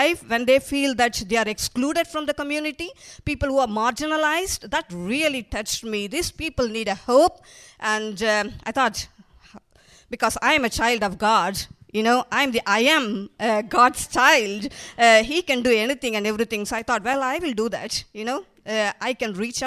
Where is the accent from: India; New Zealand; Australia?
India; moved away as an adult; also born or lived in Manchester; now in United Kingdom; I'm originally from India. I came to this country 23 years ago